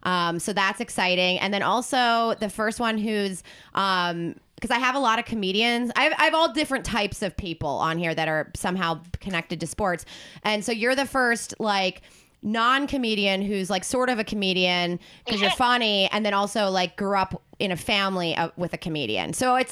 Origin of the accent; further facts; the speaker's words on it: Woodbury, New Jersey, United States; I'm from Gloucester County